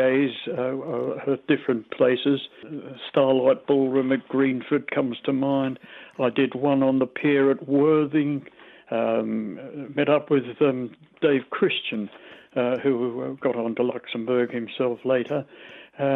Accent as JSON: {"language": "English", "country": "Australia", "also_born_or_lived": "London", "accent": "Australian", "moved": "as an adult", "said": "My Australian accent doesn't sound as strong as a lot of Aussies"}